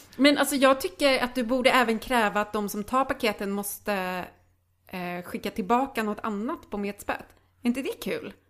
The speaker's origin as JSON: {"language": "Swedish", "town": "Lidköping", "region": "Västra Götaland", "country": "Sweden", "tie": "born or raised there", "moved": "yes", "said": "hemma hos mm. dem i Lidköping som är ehm. så här, alltså en fucking idyllisk småstad i Västergötland"}